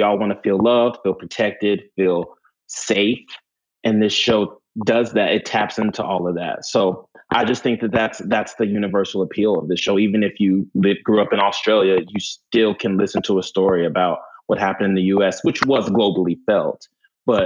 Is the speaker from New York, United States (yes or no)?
yes; New York, United States; I can say being a New Yorker coming here